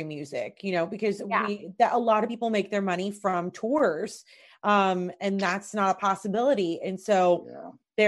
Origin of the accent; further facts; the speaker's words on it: Louisville, Kentucky, United States; I'm from Louisville